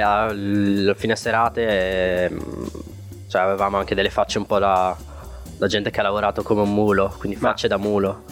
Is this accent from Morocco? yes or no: yes; Morocco; moved away; io che sono nato in Marocco